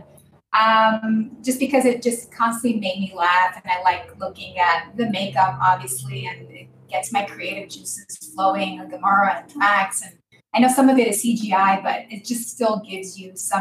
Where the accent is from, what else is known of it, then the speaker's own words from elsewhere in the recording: Israel; I was born in Israel. I grew up in Israel to an American mom, an Israeli dad